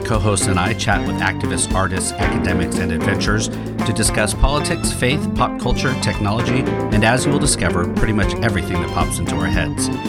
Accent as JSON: {"language": "English", "town": "Sacramento", "region": "California", "country": "United States", "tie": "born or raised there", "also_born_or_lived": "Stockton, California", "said": "Sacramento and Stockton are my hometowns."}